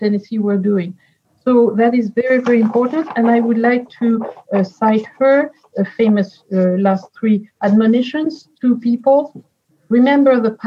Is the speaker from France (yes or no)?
yes; France; English is a second language; moved away; You hear it from my accent. I was born in France and raised in France